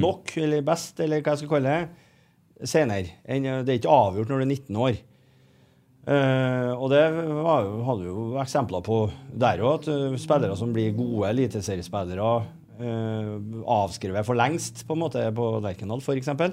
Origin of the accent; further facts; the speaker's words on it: Trondheim, Trøndelag, Norway; Jeg er jo fra Heimdal